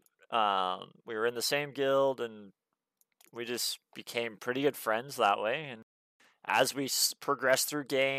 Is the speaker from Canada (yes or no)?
yes; Canada; I'm from Canada, and so is my little cousin Duncan